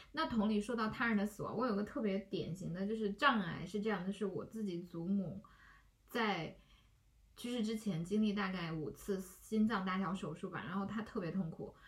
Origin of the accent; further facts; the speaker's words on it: Tibet, China; 我小时候在西藏长大